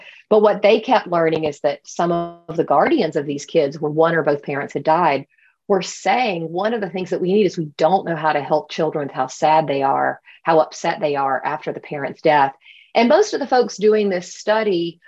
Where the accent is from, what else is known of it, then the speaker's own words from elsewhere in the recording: Albany, Georgia, United States; moved away; also born or lived in North Carolina; I'm from Albany, Georgia, which is a very small town in Southwest Georgia without a lot of resources itself